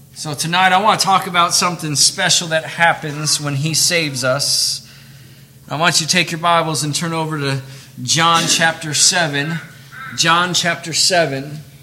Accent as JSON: {"language": "English", "region": "Michigan", "country": "United States", "tie": "born or raised there", "also_born_or_lived": "Camden, Tennessee", "moved": "yes", "said": "They moved us up to Michigan."}